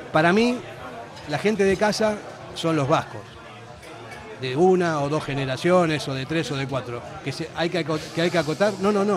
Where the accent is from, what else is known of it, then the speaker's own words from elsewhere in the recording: Argentina; also born or lived in Basque Country; now in Spain; yo soy un argentino que vino aquí hace cuarenta y pico de años